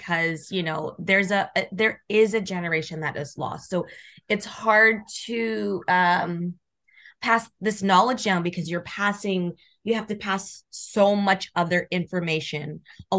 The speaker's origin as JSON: {"language": "English", "town": "Calgary", "region": "Alberta", "country": "Canada", "said": "I'm originally from Calgary, Alberta"}